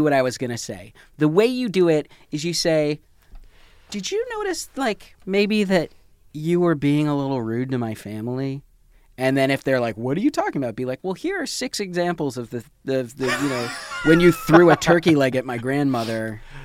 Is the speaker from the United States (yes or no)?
yes; Michigan, United States; moved away; also born or lived in New York City; I did grow up in Michigan